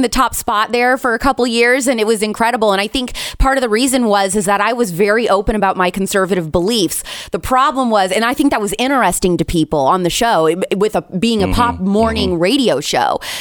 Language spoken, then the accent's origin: English; Indiana, United States; I grew up in the Midwest. I'm an Indiana girl. I'm a Hoosier